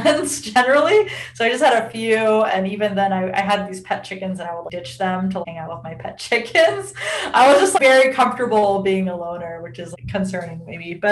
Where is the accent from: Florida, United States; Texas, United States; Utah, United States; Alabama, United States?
Utah, United States; Salt Lake City; moved away as an adult; now in San Diego, United States; I grew up in Salt Lake City, Utah